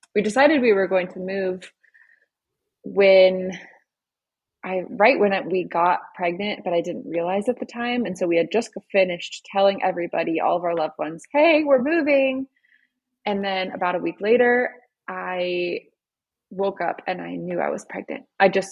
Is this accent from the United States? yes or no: yes; Florida, United States; moved away as an adult; also born or lived in Fredericksburg, Virginia; now in Colorado, United States; we actually both are Florida babies. We grew up in Florida, met in Florida, got married in Florida